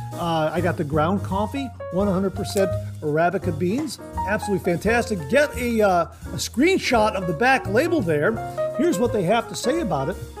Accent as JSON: {"language": "English", "region": "Ohio", "country": "United States", "said": "my home state, the state of Ohio"}